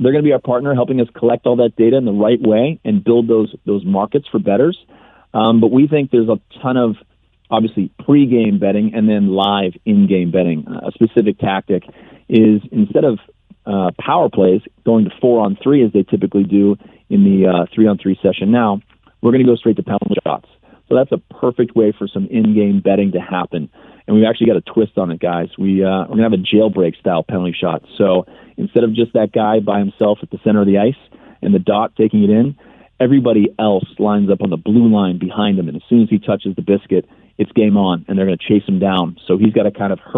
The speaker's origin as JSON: {"language": "English", "town": "Pittsburgh", "region": "Pennsylvania", "country": "United States", "tie": "born or raised there", "said": "Pittsburgh, Pennsylvania for my hometown"}